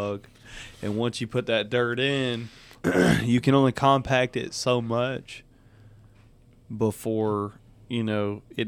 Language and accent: English; the South, United States; we're from the South